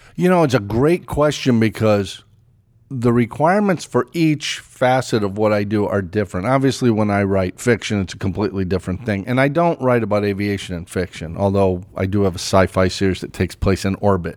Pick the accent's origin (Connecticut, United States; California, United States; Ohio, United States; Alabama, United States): Connecticut, United States; East Hartford; I grew up in East Hartford, Connecticut, right across the, the river from Pratt and Whitney